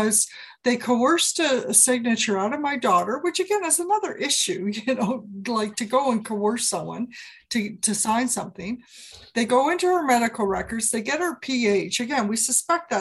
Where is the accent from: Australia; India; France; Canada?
Canada; Ontario; moved away as an adult; also born or lived in Banff, Alberta; I was born in Ontario, and that's where I grew up, and I got all my education